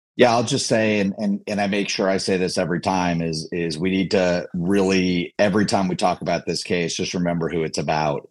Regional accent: New Jersey, United States; also born or lived in Michigan; I grew up, I grew up in New Jersey, but I was actually born in Michigan

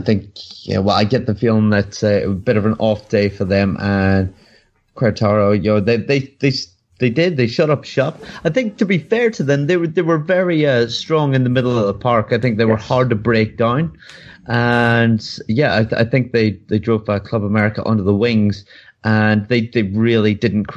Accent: Northern Ireland, United Kingdom; I'm from Northern Ireland

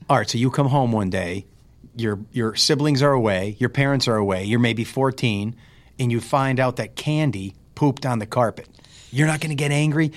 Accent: Carbondale, Pennsylvania, United States; I was born in Saint Joseph's Hospital, which was in Carbondale

